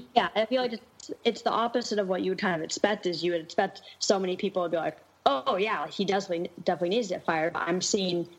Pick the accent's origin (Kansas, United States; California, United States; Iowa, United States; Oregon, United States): Oregon, United States; Portland; I was born and raised in Portland